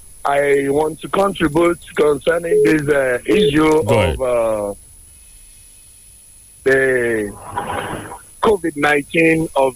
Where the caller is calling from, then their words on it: Abeokuta, Ogun State, Nigeria; calling from Abeokuta.